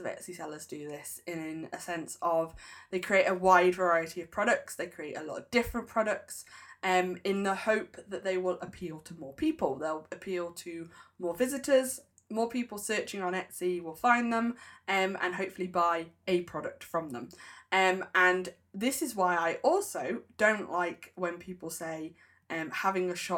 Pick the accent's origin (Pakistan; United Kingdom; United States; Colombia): United Kingdom; I'm a Brit